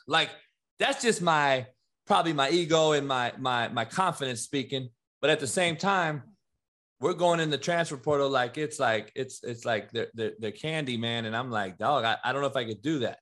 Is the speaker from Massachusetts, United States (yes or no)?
no; Compton, California, United States; growing up in Compton